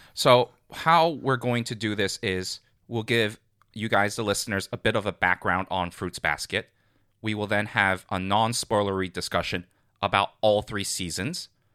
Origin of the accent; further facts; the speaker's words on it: Hong Kong; moved away; I grew up in Hong Kong